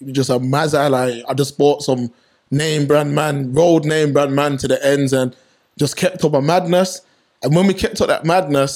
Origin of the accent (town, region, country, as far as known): Birmingham, West Midlands, United Kingdom; born or raised there